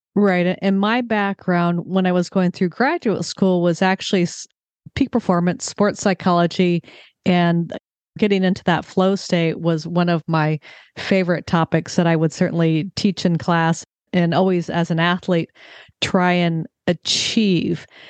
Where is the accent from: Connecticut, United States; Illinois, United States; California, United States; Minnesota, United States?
California, United States; I grew up in California